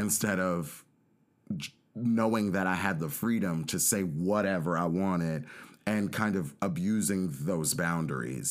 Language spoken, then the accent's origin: English; Los Angeles, California, United States; my sister and I grew up in South Central Los Angeles